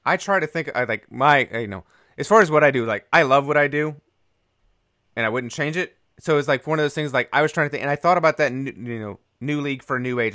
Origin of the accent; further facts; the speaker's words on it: Raleigh, North Carolina, United States; where I grew up in Raleigh.